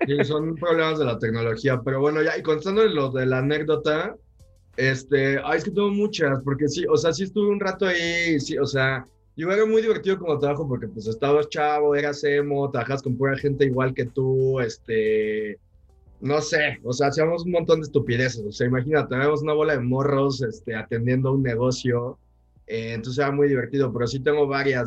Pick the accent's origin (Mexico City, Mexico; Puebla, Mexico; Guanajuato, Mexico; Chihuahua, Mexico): Mexico City, Mexico; Y yo soy acá chilango, está acá en Ciudad de México